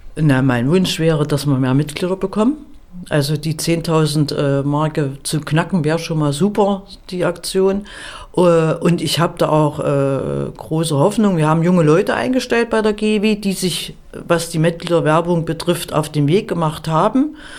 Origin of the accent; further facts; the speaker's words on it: Erfurt, Thuringia, Germany; Ich komme ja aus Erfurt